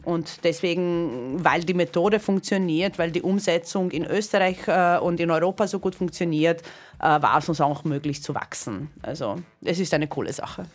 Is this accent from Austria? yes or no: no; Croatia; moved away; ich bin gebürtige Kroatin